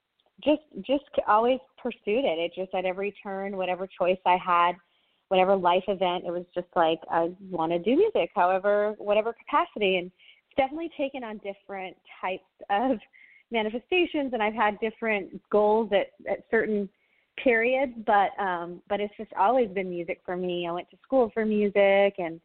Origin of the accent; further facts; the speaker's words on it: West Texas, United States; also born or lived in Los Angeles / Boston; now in Nashville, United States; I'm from Texas. I'm from West Texas